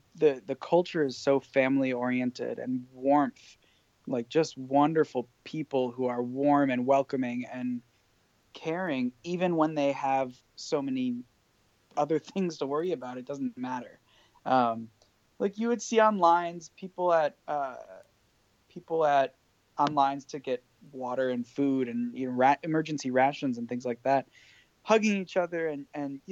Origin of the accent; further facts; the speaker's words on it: Fairfield, Connecticut, United States; Connecticut, which is actually where I'm from